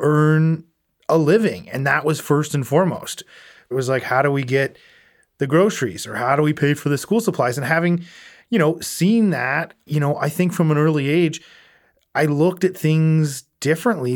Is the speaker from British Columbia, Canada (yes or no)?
no; Prince Edward Island, Canada; I grew up in Prince Edward Island